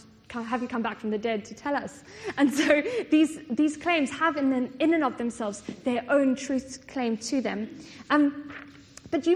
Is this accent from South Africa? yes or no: yes; South Africa; I come from South Africa